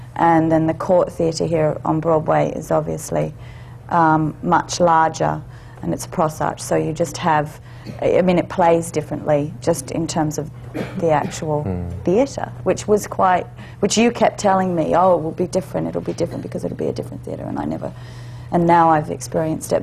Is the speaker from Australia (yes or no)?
yes; Australia; I'm Australian, so right. I have hmm. actually have dual citizenship